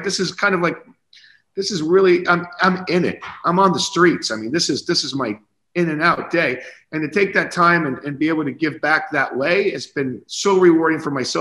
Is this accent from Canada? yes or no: no; Naples, Florida, United States; as a young boy growing up in Naples, Florida, with a bunch of retirees around you